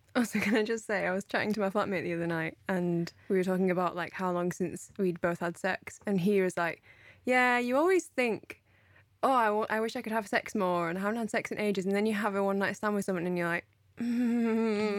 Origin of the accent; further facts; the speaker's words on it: United Kingdom; I'm speaking from British culture here